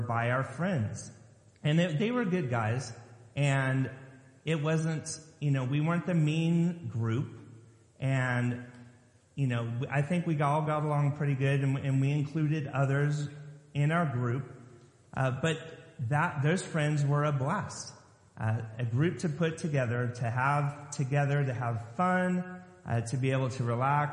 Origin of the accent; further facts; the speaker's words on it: Lompoc, California, United States; moved away as an adult; now in Maryland, United States; Growing up in Lompoc, California, just south of Vandenberg Air Force Base